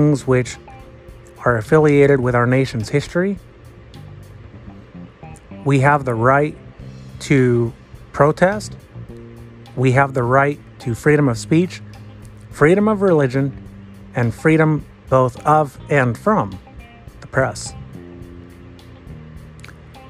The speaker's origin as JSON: {"language": "English", "country": "United States"}